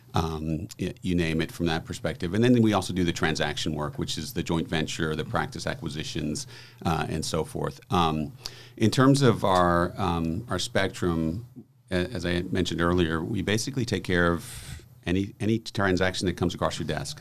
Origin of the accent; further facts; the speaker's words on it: New Orleans, Louisiana, United States; moved away; This is my hometown, uh, so it's always great back, great to be back in New Orleans